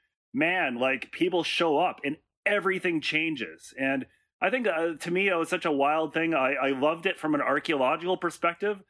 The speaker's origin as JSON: {"language": "English", "town": "Edmonton", "region": "Alberta", "country": "Canada", "tie": "born or raised there", "said": "I grew up in Edmonton"}